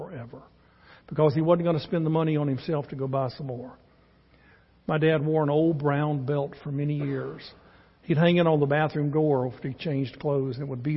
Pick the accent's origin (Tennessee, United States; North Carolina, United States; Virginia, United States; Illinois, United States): North Carolina, United States; Charlotte; We're from North Carolina, lived in Charlotte, born and raised there